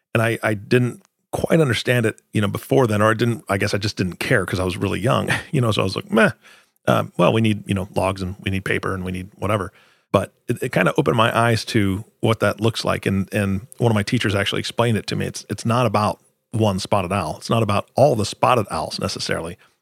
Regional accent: Washington, United States; moved away; I grew up in Washington

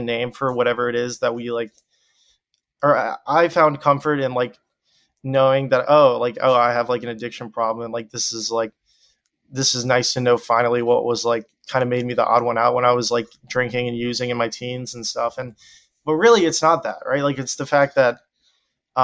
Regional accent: Deep South, United States; growing up in the Deep South

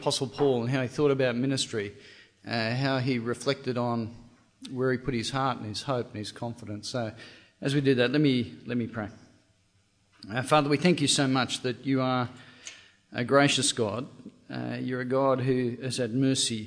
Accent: Australia; Now, I'm Australian.

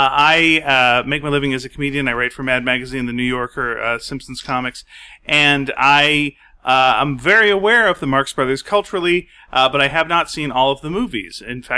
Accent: Canada; We're very Canadian, so we're just going to be apologizing

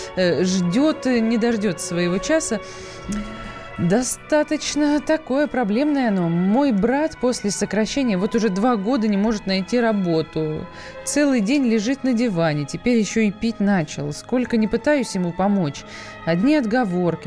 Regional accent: Saratov, Saratov Oblast, Russia; moved away; я же сама из Саратова

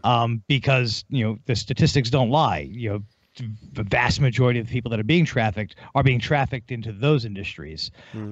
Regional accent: United States

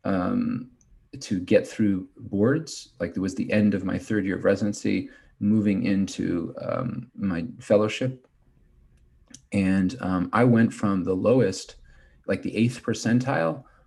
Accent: Kansas City, United States; moved away as an adult; also born or lived in Cleveland, Ohio; I'm from Kansas City

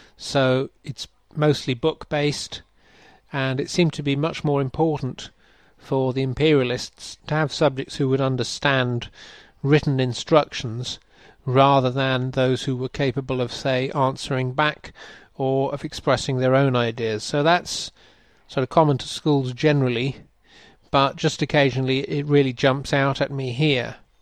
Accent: England, United Kingdom; accent: English; moved away as an adult; also born or lived in Denmark / Germany; now in Bangladesh; I am an Englishman. I grew up mostly in the UK

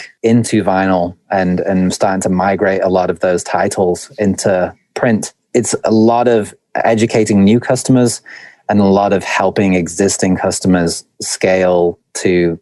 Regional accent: Stoke-on-Trent, West Midlands, United Kingdom; moved away as an adult; now in United States; my accent's a little bit muddy, but originally I was born in the north of England in a place called Stoke-on-Trent, and I've been an expat in the US for, I think, going on 7 or 8 years now

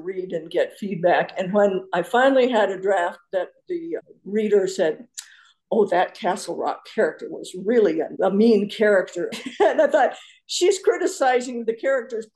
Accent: North Dakota, United States; now in Tucson, United States; I grew up in North Dakota and my parents still lived there at that time

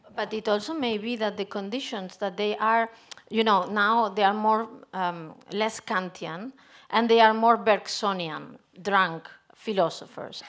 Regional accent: Spain; I'm coming from Spain

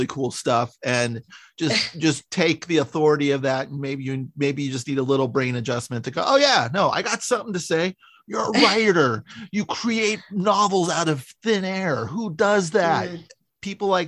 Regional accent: San Francisco, California, United States; moved away as an adult; now in Los Angeles, United States; I'm from San Francisco

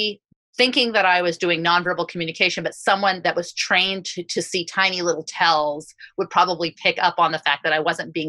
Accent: United States; as an American Jew

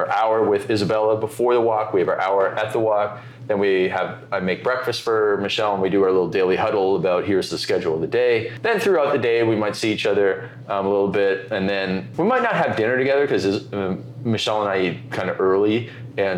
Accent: Canada; moved away; I'm Canadian

